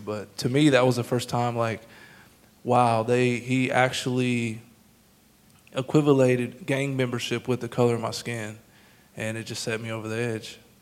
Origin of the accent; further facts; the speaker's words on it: Emporia, Kansas, United States; moved away as an adult; also born or lived in Oklahoma City, United States / Ames, Iowa, United States; now in Tulsa, United States; we moved to Emporia, Kansas. So that's where I went to high school